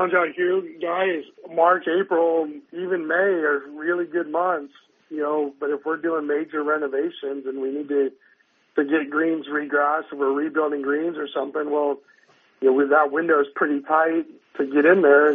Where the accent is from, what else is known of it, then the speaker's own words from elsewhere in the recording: Northern California, United States; moved away as an adult; also born or lived in Colorado; now in Arizona, United States; I grew up in Northern California